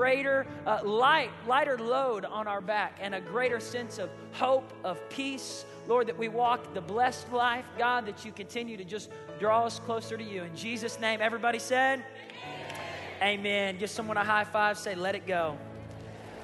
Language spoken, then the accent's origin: English; Tulsa, Oklahoma, United States; I said, "Tulsa, Oklahoma."